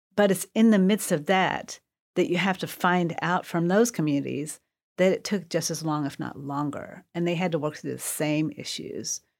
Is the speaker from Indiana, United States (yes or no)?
yes; Terre Haute, Indiana, United States; also born or lived in Korea; I grew up mostly in Terre Haute, Indiana